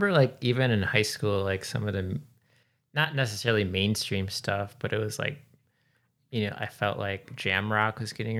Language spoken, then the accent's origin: English; Milwaukee, Wisconsin, United States; I'm from Milwaukee